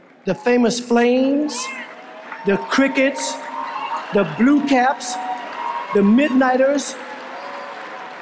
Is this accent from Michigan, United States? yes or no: yes; Detroit, Michigan, United States; my hometown of Detroit